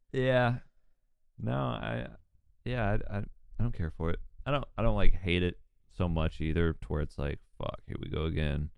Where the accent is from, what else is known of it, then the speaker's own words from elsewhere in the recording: Newnan, Georgia, United States; I'm from, like, thirty minutes south of Atlanta